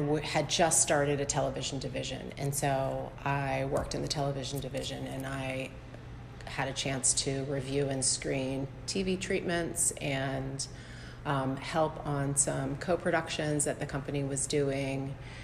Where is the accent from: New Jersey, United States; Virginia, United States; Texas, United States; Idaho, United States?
Virginia, United States; Norfolk; also born or lived in New York; I am from Norfolk. I grew up here in West Kent